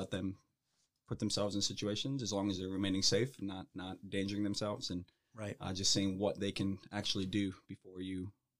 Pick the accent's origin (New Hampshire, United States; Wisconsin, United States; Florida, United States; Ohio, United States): Ohio, United States; Akron; I'm from Akron. I went to Elliott High School.